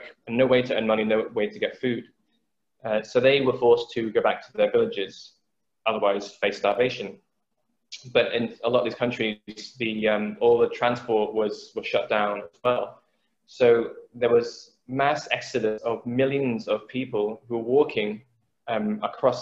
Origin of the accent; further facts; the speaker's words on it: England, United Kingdom; I'm an Englishman, and though my parents are from Vietnam